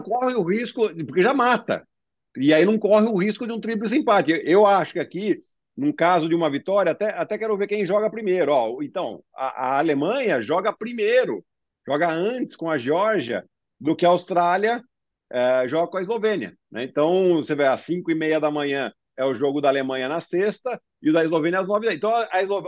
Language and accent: Portuguese; Brazil; nós como brasileiros